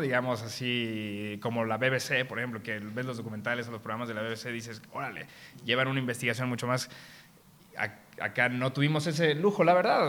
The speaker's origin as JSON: {"language": "Spanish", "country": "Mexico", "said": "como mexicanos nacimos con varias carencias"}